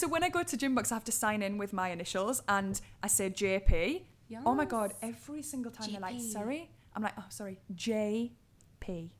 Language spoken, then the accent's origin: English; Durham, North East England, United Kingdom; accent: Geordie; Durham. It's a little bit more subtle than the old Geordie.